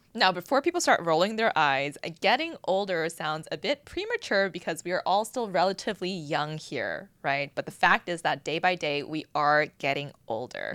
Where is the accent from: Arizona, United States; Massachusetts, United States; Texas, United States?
Massachusetts, United States; Boston; now in Los Angeles, United States; growing up in Boston